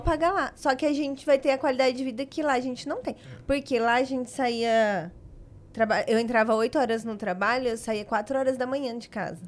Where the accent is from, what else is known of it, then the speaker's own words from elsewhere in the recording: São Paulo, Brazil; moved away as an adult; also born or lived in Adamantina; now in Dracena, Brazil; Eu nasci em Adamantina e aí, bebê, eu fui para São Paulo, mas fui pe pequena ainda